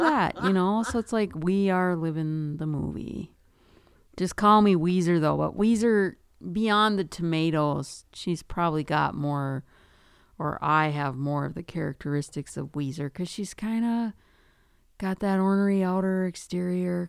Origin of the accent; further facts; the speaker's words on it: Duluth, Minnesota, United States; I grew up in Duluth, so I grew up in the city